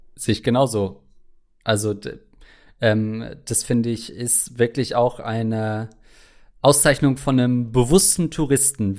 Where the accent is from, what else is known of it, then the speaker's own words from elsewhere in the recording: Germany; bin ich als Deutscher